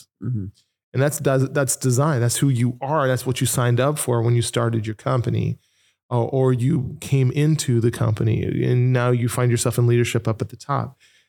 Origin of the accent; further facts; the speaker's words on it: Nashville, Tennessee, United States; also born or lived in Norwalk, United States; I am from Nashville, Tennessee. Lived in Norwalk for quite a long time.